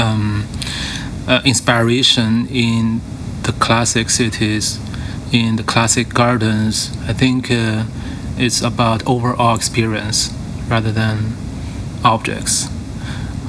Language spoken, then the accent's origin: English; Beijing, China; I grew up in Beijing